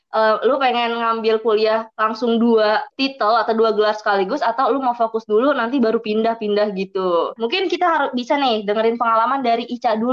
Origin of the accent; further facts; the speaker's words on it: Cibubur, Jakarta, Indonesia; Gue juga anak Cibubur